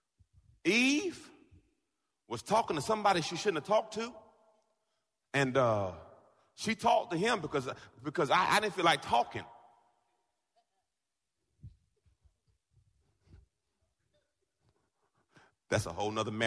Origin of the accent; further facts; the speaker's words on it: Jamaica; I'm Jamaican